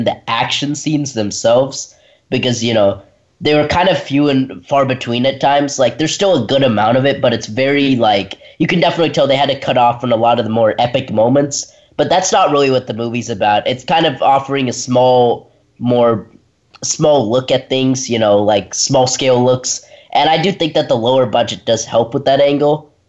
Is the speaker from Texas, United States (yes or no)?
no; Redwood, Tennessee, United States; Hey, welcome back. … from Redwood, Tennessee, and you have been listening to Kids First Coming Attractions.